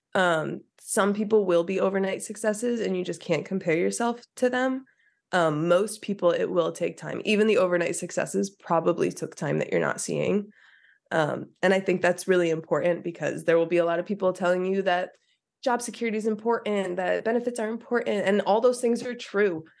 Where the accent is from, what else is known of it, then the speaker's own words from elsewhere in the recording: Sussex County, New Jersey, United States; I grew up in Sussex County, New Jersey